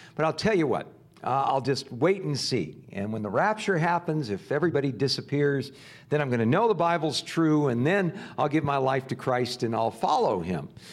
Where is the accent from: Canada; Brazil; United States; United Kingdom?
United States; Southern California; growing up in Southern California